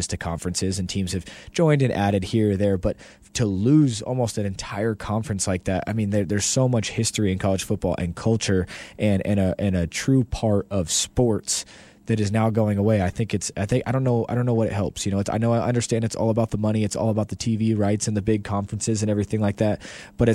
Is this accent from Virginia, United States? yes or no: no; Long Beach, California, United States; now in El Paso, United States; Growing up in California and on the West Coast